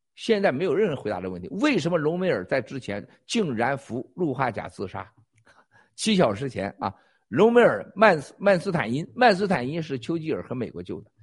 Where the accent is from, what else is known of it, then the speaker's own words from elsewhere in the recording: China; 我们中国人